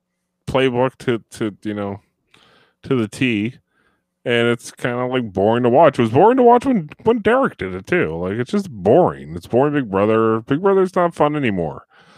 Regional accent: New Jersey, United States; You know, I'm from North Jersey, yo, and he's from South Jersey, yo.

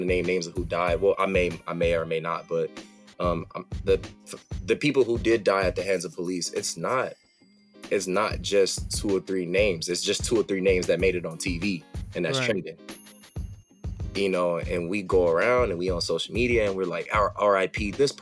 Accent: Los Angeles, California, United States; I'm from Los Angeles, California, specifically the Crenshaw District. That's what it is. I mean, I was born and raised in the city

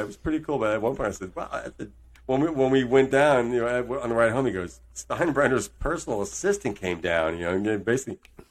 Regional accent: Red Bank, New Jersey, United States; In my hometown in Red Bank, New Jersey.

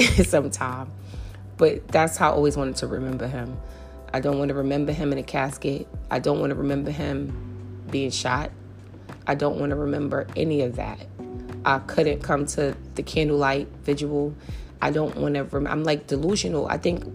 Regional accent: New York City, New York, United States; I grew up in St. Nick Projects

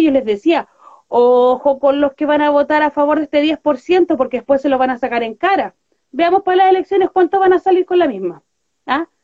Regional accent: Santiago, Santiago Metropolitan Region, Chile; Nosotros somos, de acá de Villa Francia. Nuestra radio es de Villa Francia

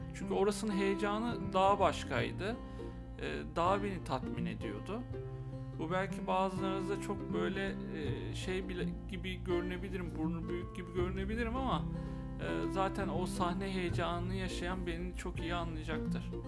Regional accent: Izmir, Turkey; bin dokuz yüz seksen yedi İzmir'de doğdum. Ee, hayatımın büyük bir kısmını da İzmir'de geçirdim.

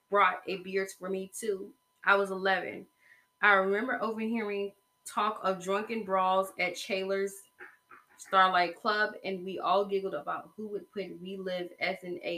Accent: Texarkana, United States; I was born and raised in Texarkana

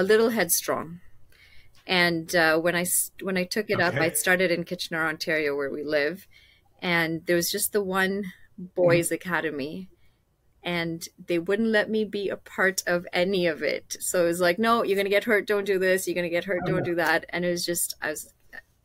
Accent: Kenya; now in Canada; I grew up in Kenya

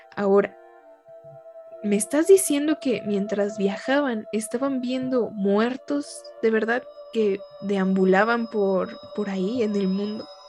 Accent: Mexico; conforme creces como mexicano

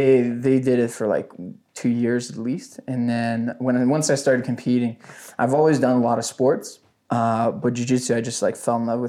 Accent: Ottawa, Ontario, Canada; also born or lived in Gatineau, Quebec; I'm from Ottawa, Canada. I started off basically, I lived in Gatineau, and we moved to Ottawa

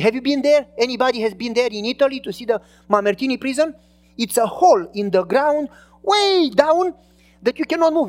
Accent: Romania; English is a second language; moved away as an adult; now in United States; I was from Romania and I was not a citizen yet

